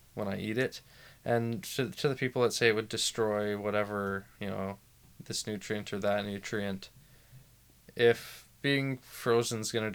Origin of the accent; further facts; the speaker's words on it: Vancouver, British Columbia, Canada; I was born in Vancouver in 1996. I grew up in Vancouver.